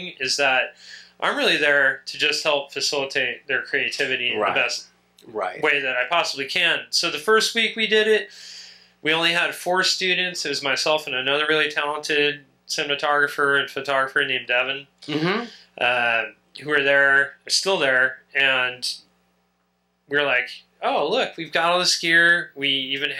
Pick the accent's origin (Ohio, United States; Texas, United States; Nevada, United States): Nevada, United States; Reno; also born or lived in Denver, Colorado; now in Portland, United States; Originally by way of Reno, Nevada, but I moved here from Denver, Colorado, in 1997.